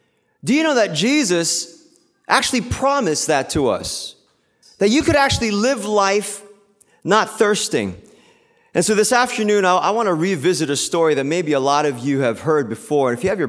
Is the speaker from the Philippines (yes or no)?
yes; Philippines; English is a second language; now in United States; Because I grew up in the Philippines, but I went to school here. And it's really interesting, kind of like the hybrid culture that we have, right? As Asian Americans, as Korean Americans.